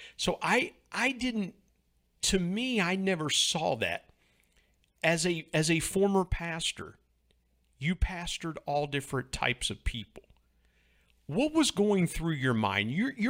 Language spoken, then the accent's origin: English; Ohio, United States; I grew up in Southern Ohio.